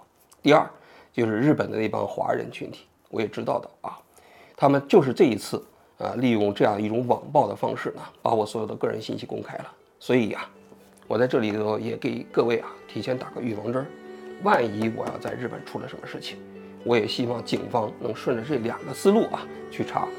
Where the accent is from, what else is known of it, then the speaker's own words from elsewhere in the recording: China; 我是一个来自于中国大陆的人。